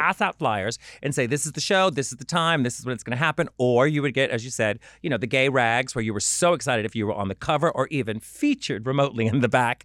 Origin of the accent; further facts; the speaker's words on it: New Orleans, Louisiana, United States; I come from New Orleans